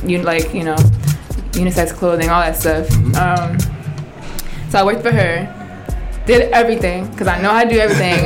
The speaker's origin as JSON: {"language": "English", "region": "New Jersey", "country": "United States", "tie": "born or raised there", "also_born_or_lived": "Plainfield, New Jersey / Piscataway, New Jersey", "said": "I'm I'm Jersey born and raised"}